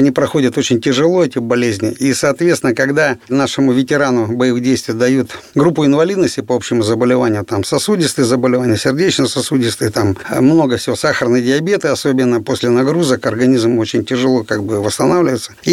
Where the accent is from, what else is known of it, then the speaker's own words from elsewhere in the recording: Krasnoyarsk, Krasnoyarsk Krai, Russia; Да, я родился и вырос в Красноярске. Я сибиряк, был призван в ряды вооруженных сил СССР 22 апреля 1984 года.